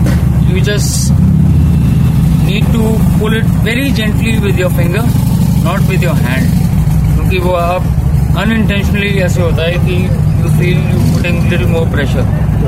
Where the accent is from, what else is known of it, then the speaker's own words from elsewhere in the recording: Pathankot, Punjab, India; born there; I was born in Pathankot.